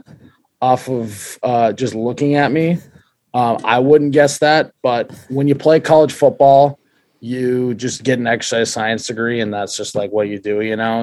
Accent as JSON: {"language": "English", "town": "Fargo", "region": "North Dakota", "country": "United States", "tie": "born or raised there", "also_born_or_lived": "Moorhead, Minnesota", "said": "I was born and raised here in Fargo, North Dakota. I'm still here."}